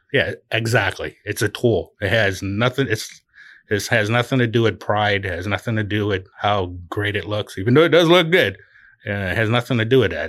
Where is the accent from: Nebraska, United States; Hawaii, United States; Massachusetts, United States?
Hawaii, United States; Oahu; also born or lived in California / Utah; now in Branson, Missouri, United States; I'm from Oahu